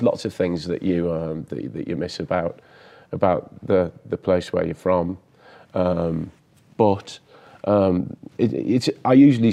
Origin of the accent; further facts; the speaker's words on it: Billingham, North East England, United Kingdom; moved away as an adult; also born or lived in Midlands (Birmingham area), England; now in Idaho, United States; Northeast England, so County Durham. The town is Billingham, and so I'm from the top right of England. And I grew up there until I was about 11 and then moved to the Midlands.